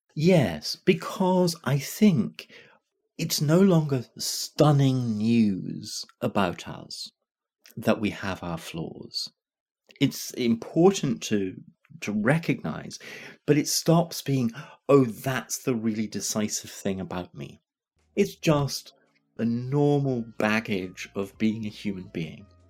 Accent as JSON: {"language": "English", "town": "Glasgow", "region": "Scotland", "country": "United Kingdom", "tie": "born or raised there", "said": "I'm growing up in Glasgow"}